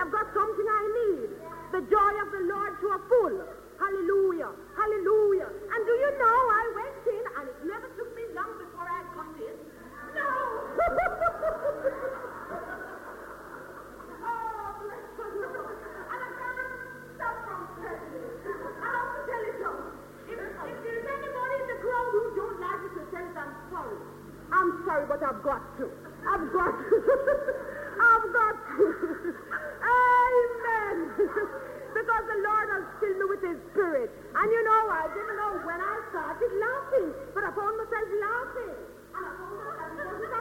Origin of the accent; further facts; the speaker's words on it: Jamaica; now in United Kingdom; I came from Jamaica